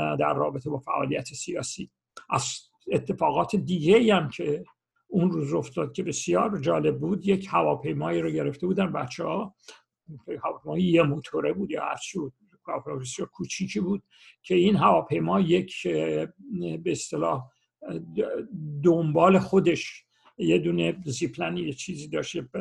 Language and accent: Persian; Iran; moved away as an adult; now in Los Angeles, United States; اون سالهای چهل من دوران دبیرستانم کاملا با شرایط روز ایران آشنا بودم